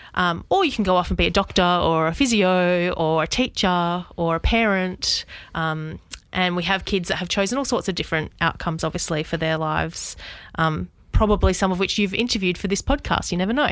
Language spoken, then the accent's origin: English; Southwest Western Australia, Australia; moved away as an adult; also born or lived in Perth / Sydney; now in Albury, Australia; I grew up, um, in a tiny regional town in Southwest W A.